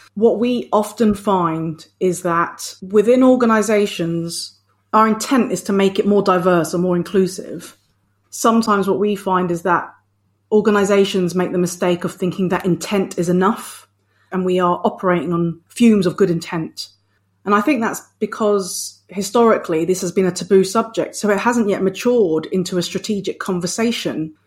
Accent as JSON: {"language": "English", "country": "United Kingdom", "tie": "born or raised there", "said": "I'm a British born Filipino"}